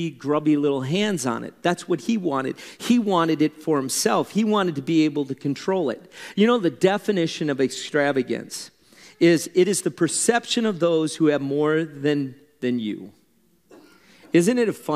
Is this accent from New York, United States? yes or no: no; Wisconsin, United States; I'm a German from Wisconsin